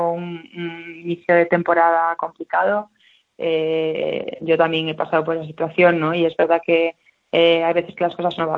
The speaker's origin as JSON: {"language": "Spanish", "town": "Ferrol", "region": "Galicia", "country": "Spain", "tie": "born there", "said": "Bueno, yo nací en Ferrol y le tengo un cariño enorme a, esa ciudad, ¿no? Porque además me trae muchísimos recuerdos, buenos recuerdos de la infancia."}